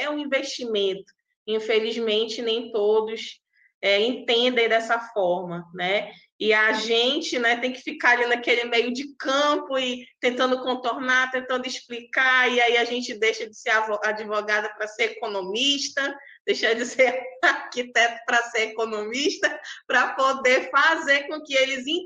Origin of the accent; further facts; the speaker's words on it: Amazonas, Brazil; Eu sou do Amazonas, tá, gente? É bem longe de vocês, né?